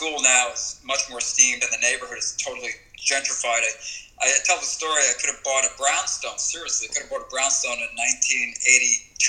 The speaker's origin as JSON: {"language": "English", "area": "Long Island, New York", "region": "and Connecticut", "country": "United States", "tie": "born or raised there", "also_born_or_lived": "Arizona", "moved": "as an adult", "lives_now": "Bay Area, United States", "said": "I grew up on the East Coast, Long Island, New York, and then Connecticut. Went to high school in Connecticut"}